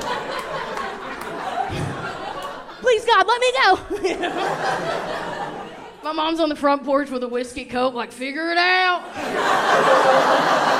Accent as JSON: {"language": "English", "region": "the South", "country": "United States", "tie": "born or raised there", "moved": "yes", "said": "I grew up very Southern"}